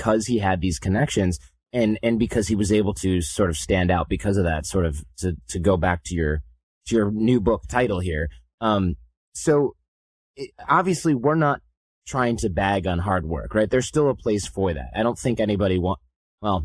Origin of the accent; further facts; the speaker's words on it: United States; being an American